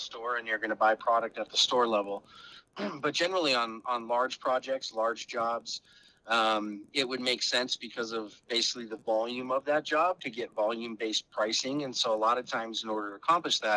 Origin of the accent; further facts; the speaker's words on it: Arizona, United States; moved away; growing up in the Southwest in Arizona